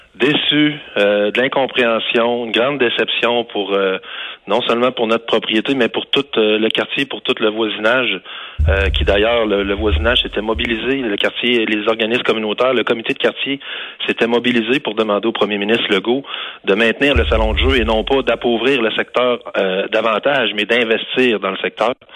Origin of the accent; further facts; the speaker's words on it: Quebec City, Quebec, Canada; Je suis originaire de Beauport. Mes parents y habitent encore